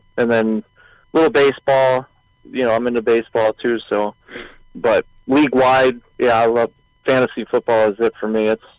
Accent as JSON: {"language": "English", "town": "Baltimore", "region": "Maryland", "country": "United States", "said": "I guess I'm from Baltimore, Maryland"}